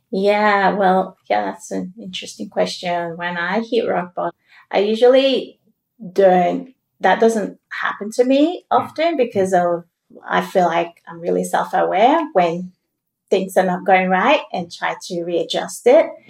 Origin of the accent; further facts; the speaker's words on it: Sierra Leone; now in Australia; we're both from Sierra Leone. Yeah. And, you know, back when I was in Sierra Leone